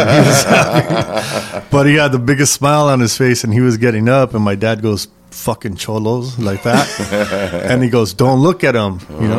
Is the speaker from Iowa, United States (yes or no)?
no; Los Angeles, California, United States; But I grew up in San Gabriel Valley, East LA.